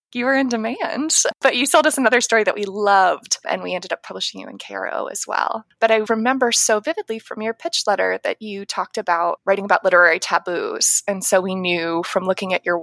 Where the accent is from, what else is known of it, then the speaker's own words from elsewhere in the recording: Ohio, United States; also born or lived in New York City, United States; I moved to Ohio when I was about 9 years old